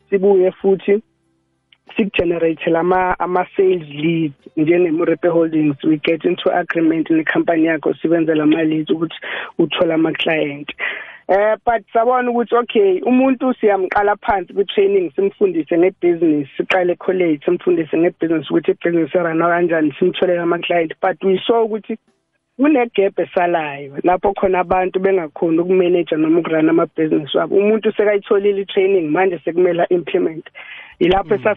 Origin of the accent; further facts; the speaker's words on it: Ladysmith, KwaZulu-Natal, South Africa; now in Mpumalanga, South Africa; eMnambithi eh KwaZulu Natal but ngokomsebenzi ngila eMpumalanga.